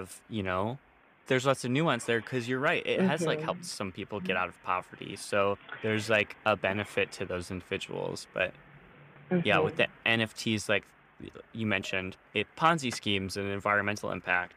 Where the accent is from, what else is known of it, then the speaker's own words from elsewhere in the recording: United States; I grew up in the United States.